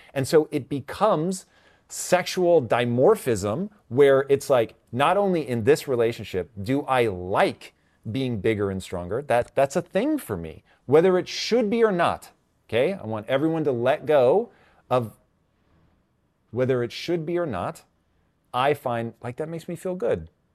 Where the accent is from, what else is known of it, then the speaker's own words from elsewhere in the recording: Tacoma, Washington, United States; growing up in Tacoma, Washington